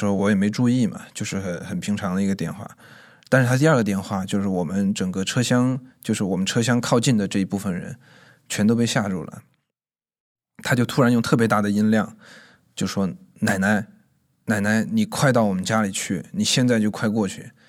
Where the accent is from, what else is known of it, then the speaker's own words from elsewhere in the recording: Chongqing, China; moved away as an adult; now in Beijing, China; 呃，今年二十三岁，然后我是重庆人，在北京大概四年多了吧。